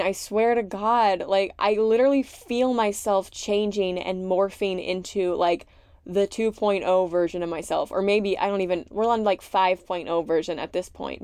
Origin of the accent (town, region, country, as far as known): Gloucester, Massachusetts, United States; born or raised there; moved away as an adult